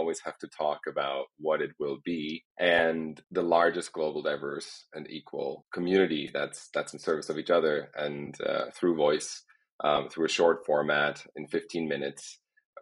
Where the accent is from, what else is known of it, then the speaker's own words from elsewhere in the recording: near Heidelberg, Baden-Württemberg, Germany; moved away as an adult; now in Los Angeles, United States; I was born in Germany, in a small town next to Heidelberg, where I grew up